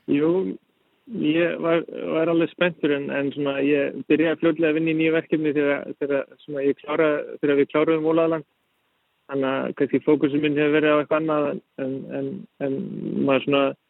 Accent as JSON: {"language": "Icelandic", "country": "Iceland", "tie": "born or raised there", "also_born_or_lived": "Denmark", "moved": "as an adult", "said": "ég er íslenskur, ólst upp á Íslandi"}